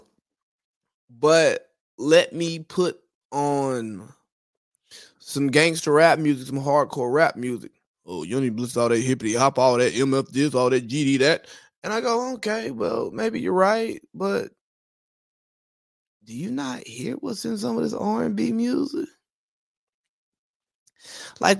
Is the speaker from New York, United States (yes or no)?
no; Georgia, United States; I'm from Georgia, the real South